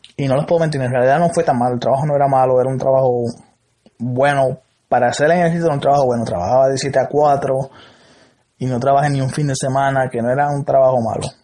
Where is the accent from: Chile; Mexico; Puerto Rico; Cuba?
Puerto Rico; Salinas; Yo soy de Salinas